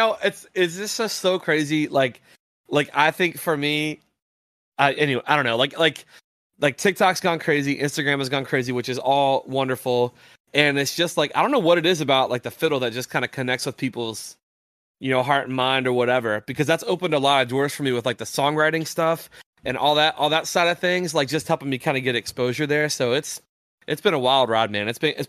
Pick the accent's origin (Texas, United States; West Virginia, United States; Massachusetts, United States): West Virginia, United States; And like, in at least the town I grew up in Southern West Virginia, if West Virginia was playing, like, you could walk outside your house and there's no cars moving.